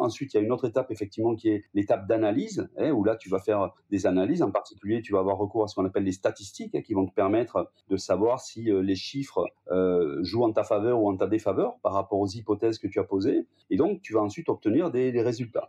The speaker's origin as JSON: {"language": "French", "area": "Gers", "region": "Occitania", "country": "France", "tie": "born or raised there", "said": "je suis né, moi, dans le Gers, pas très loin de l'endroit où est né D'Artagnan"}